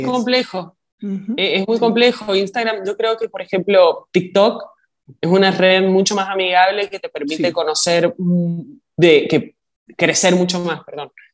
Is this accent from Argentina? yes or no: yes; Argentina; also born or lived in Chile; now in New York, United States; Yo soy argentina